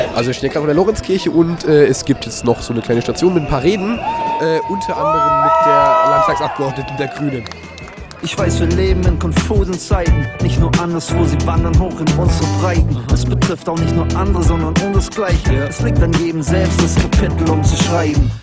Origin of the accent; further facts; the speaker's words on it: Nuremberg, Bavaria, Germany; ich als gebürtiger Nürnberger